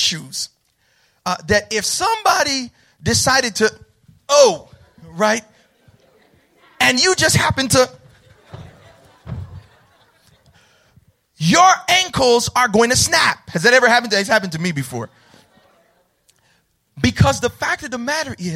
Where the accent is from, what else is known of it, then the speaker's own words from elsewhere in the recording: Mount Vernon, New York, United States; I grew up in the hood, y'all. I'm from Mount Vernon